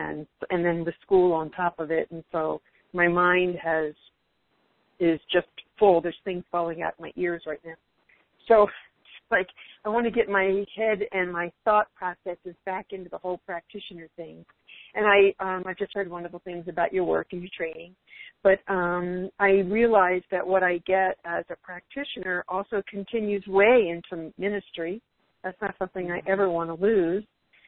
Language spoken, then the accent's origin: English; Salt Lake City, Utah, United States; I'm from Salt Lake City